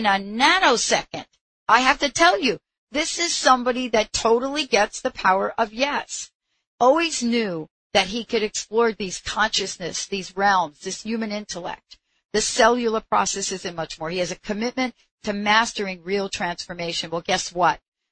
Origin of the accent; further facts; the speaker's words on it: New York, United States; I'm from New York